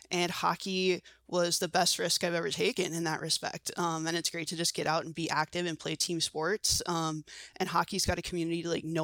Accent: Washington, District of Columbia, United States; now in Seattle, United States; I'm not a Seattle native. I'm from Washington D.C. originally, um, and then I moved out here actually for graduate school at the University of Washington.

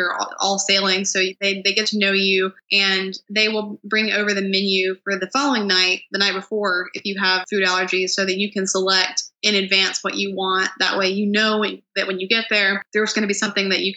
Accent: North Carolina, United States; We're from North Carolina

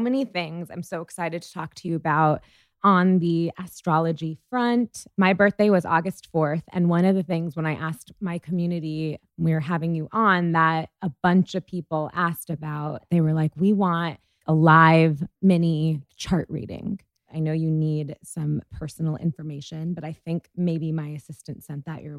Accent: India; I'm Indian, and I feel like culturally, my culture is that, like, for generations and generations, like, it's just natural for people to have astrologers as part of their

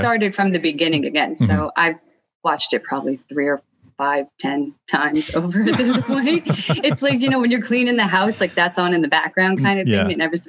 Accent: Long Island, New York, United States; moved away as an adult; now in Danbury, United States; New York, like Brewster area. You guys probably don't really know. So we're very close to New York. I actually grew up on Long Island.

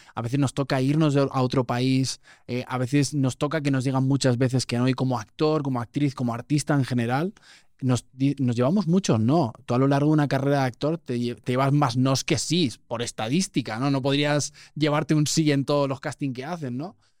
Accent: Spain; moved away; nuestro acento es muy marcado

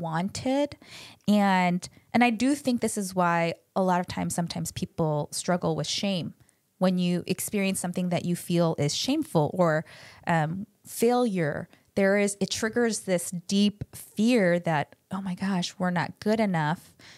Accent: United States; first language Korean; I grew up speaking Korean, but lost a lot of it 'cause I grew up in America

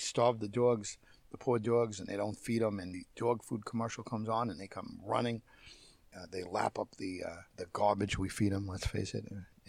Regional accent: Long Island, New York, United States; originally from Long Island, where I'm from and I'm speaking from at this moment.

